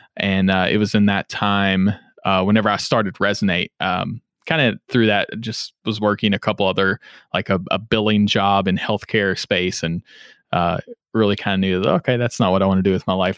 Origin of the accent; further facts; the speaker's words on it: Henderson, Kentucky, United States; accent: southern drawl; now in Louisville, United States; I'm originally from Henderson, Kentucky, uh, which is in Western Kentucky